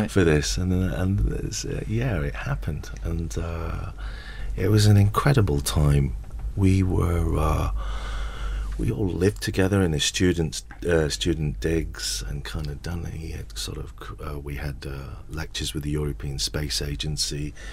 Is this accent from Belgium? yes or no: no; Salford, North West England, United Kingdom; everyone can obviously hear I'm from Salford.